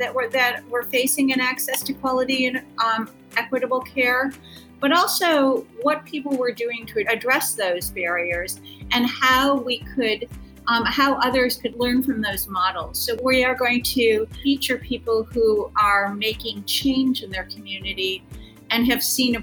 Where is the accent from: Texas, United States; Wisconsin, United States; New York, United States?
Wisconsin, United States; Milwaukee; I grew up in the suburbs of Milwaukee